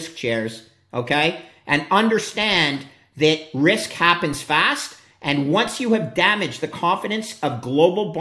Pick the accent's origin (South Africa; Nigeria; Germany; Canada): Canada; also born or lived in upstate New York; I'm a Canadian.